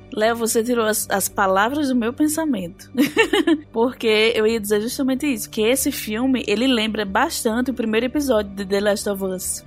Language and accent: Portuguese; Brazil; como brasileiro